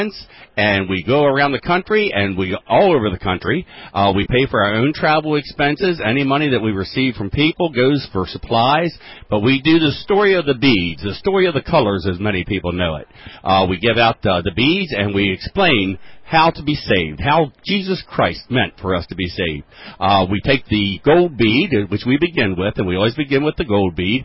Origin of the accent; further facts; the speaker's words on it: Westminster, Maryland, United States; I am from Westminster, Maryland